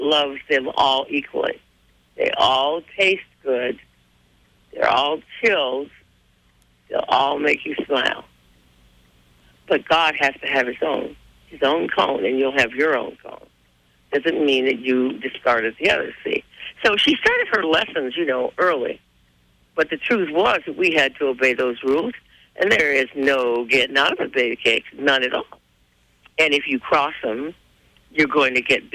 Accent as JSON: {"language": "English", "town": "Little Rock", "region": "Arkansas", "country": "United States", "tie": "born or raised there", "said": "growing up in Little Rock"}